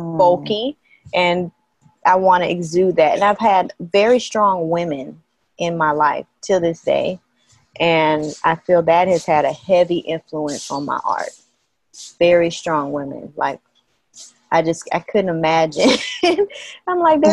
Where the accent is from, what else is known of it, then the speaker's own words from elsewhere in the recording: Athens, Georgia, United States; moved away as an adult; also born or lived in Atlanta, Georgia; now in Haiti; I was raised in Athens